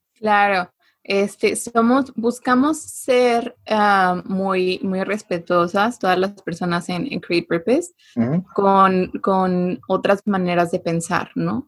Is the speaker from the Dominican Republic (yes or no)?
no; Mexico; es algo que tenemos como mexicanos, esta empatía muy desarrollada